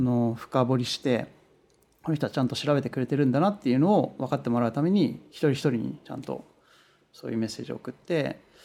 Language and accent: Japanese; Japan; first language Japanese; moved away as an adult; now in Los Angeles, United States; 僕は日本人で、こう言語は母国語はやっぱ日本語で英語は第二外国語なので